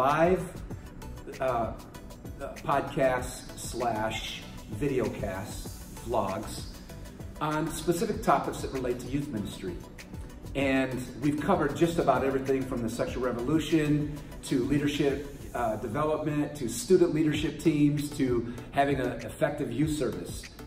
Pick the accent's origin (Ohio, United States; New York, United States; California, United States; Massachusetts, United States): California, United States; San Francisco; I was born in San Francisco, right off Haight Park, on the corner of Haight and Ashbury